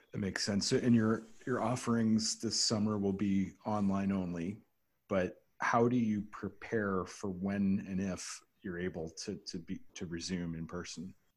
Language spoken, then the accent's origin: English; Dayton, Ohio, United States; my hometown of Dayton, Ohio